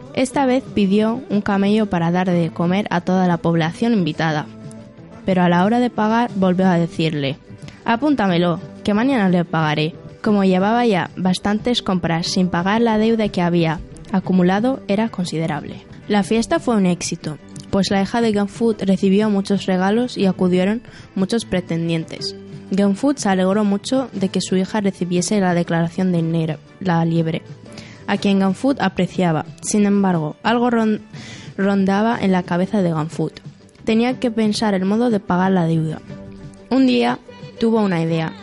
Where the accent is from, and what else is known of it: Western Sahara; also born or lived in Cantabria; now in Torrelavega, Spain